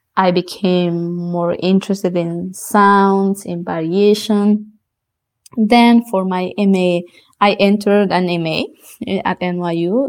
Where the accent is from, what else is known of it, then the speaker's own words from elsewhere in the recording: Bolivia; first language South Bolivian Quechua; English is a second language; moved away as an adult; also born or lived in New York City, United States / Austin, United States; in Bolivia, after finishing high school